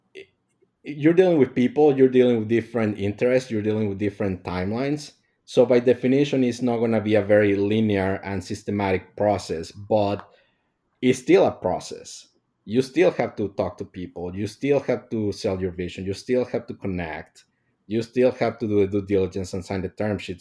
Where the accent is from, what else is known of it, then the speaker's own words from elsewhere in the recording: Mexico; moved away; I'm from Mexico